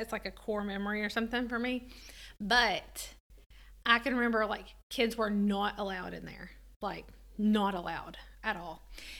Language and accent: English; United States; I'm from Hancock County, which is in the middle of nowhere.